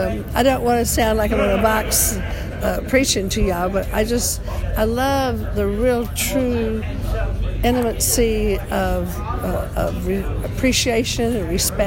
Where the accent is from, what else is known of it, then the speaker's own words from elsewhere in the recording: Georgia, United States; now in California, United States; I'm from Georgia.